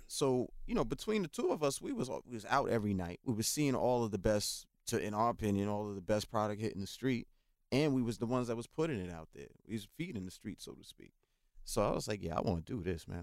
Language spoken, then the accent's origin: English; New York City, New York, United States; also born or lived in North Carolina; I grew up again in the South Bronx